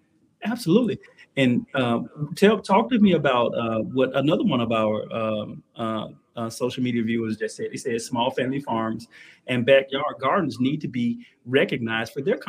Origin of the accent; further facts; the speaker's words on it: Mississippi Delta, United States; And I'm from the Delta. As people are telling you, I believe Mississippi Delta. I love it. But it is a poverty stricken place. I grew up in poverty.